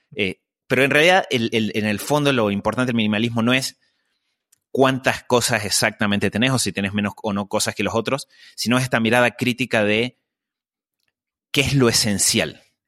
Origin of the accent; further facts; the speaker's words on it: Argentina; Yo eh, crecí eh, en Argentina